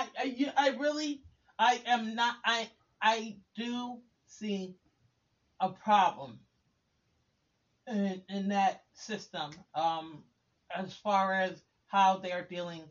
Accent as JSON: {"language": "English", "region": "New York", "country": "United States", "moved": "as an adult", "said": "I was the only one that was from New York."}